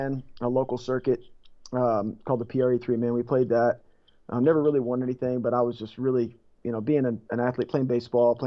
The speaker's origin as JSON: {"language": "English", "region": "Kentucky", "country": "United States", "said": "I'm from Kentucky"}